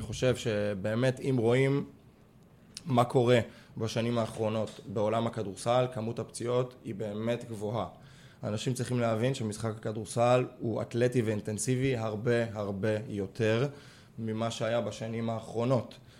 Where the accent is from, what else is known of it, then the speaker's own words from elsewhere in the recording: Israel; גם אני ישראלי, ואני מכיר את התרבות ספורט פה